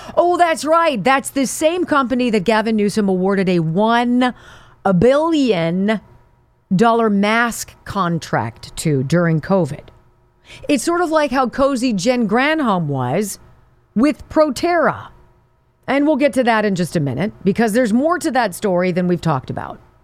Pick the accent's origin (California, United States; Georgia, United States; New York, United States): California, United States; Southern; moved away; I'm from Southern California.